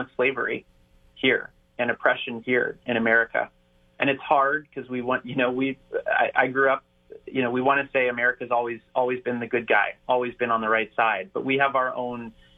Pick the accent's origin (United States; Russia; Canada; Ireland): United States; Northern Virginia; now in Ohio, United States; I grew up in Northern Virginia